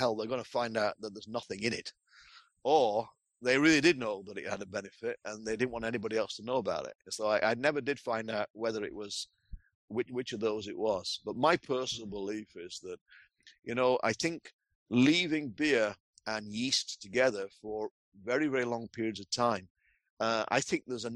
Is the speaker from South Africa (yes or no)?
no; England, United Kingdom; moved away; I am English by birth. So I am a Pom